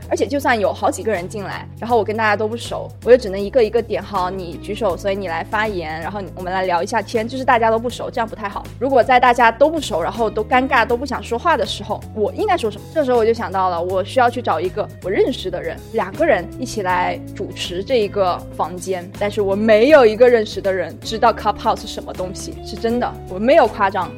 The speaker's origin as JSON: {"language": "Chinese", "country": "China", "said": "我们中国人平时听顿的时候会说，“哎，嗯，这样的词。”"}